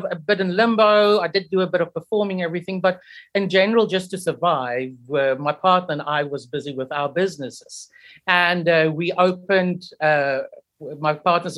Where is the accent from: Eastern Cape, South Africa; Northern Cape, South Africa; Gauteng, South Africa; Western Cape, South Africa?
Eastern Cape, South Africa; Port Elizabeth; moved away as an adult; also born or lived in United Kingdom; I am originally from Port Elizabeth